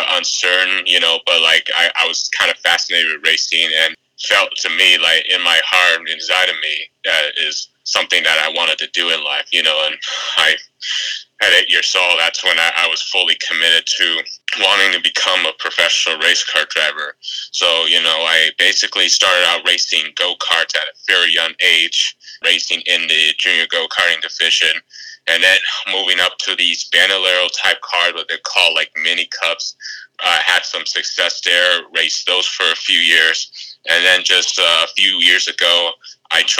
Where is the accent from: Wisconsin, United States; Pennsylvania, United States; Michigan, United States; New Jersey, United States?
Michigan, United States; Grosse Pointe; I'm from Grosse Pointe, Michigan